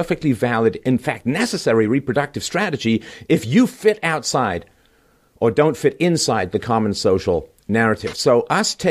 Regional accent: Canada; I'm Canadian

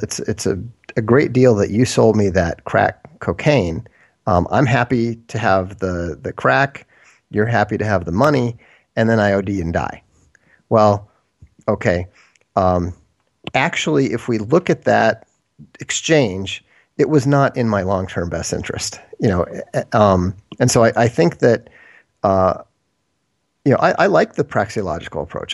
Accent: Minnesota, United States; moved away as an adult; also born or lived in Boston / Europe; then my parents moved to Minnesota

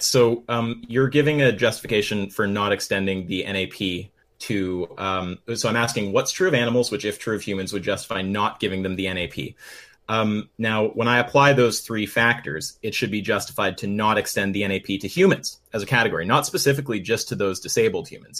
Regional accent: Canada; We're Canadian

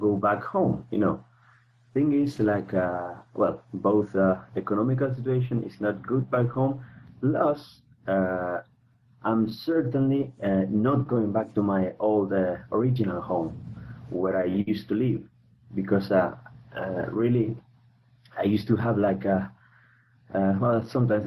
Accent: Argentina; moved away as an adult; now in Europe; I'm originally from Argentina, okay, and right now I'm living in Europe. For the last 10 years

